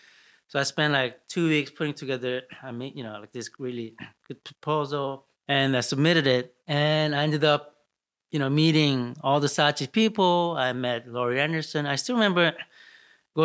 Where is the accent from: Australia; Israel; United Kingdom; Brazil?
Brazil; also born or lived in Seoul, Korea; now in New York, United States; I grew up in Brazil